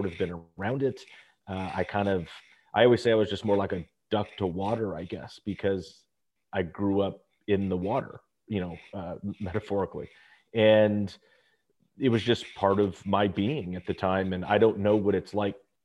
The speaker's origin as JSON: {"language": "English", "town": "Los Angeles", "region": "California", "country": "United States", "tie": "born or raised there", "said": "I'm a Valley kid. So I grew up in the San Fernando Valley."}